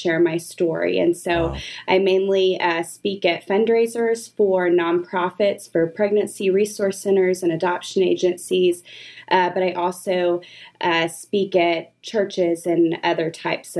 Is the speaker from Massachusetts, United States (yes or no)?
no; Austin, Texas, United States; I grew up in Austin.